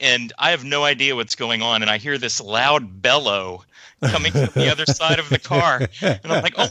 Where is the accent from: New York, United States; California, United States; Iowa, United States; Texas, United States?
Texas, United States; now in Los Angeles, United States; I live out in sunny Los Angeles. I grew up in Texas, though, mostly.